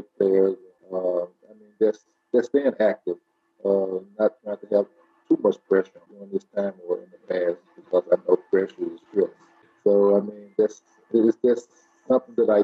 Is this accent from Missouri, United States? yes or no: no; Memphis, Tennessee, United States; to stay in my hometown amongst my family and friends